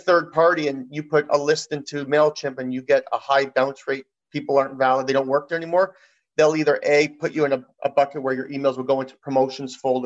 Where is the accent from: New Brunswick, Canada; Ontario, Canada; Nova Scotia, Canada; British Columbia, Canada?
Ontario, Canada; Toronto; we're both from Toronto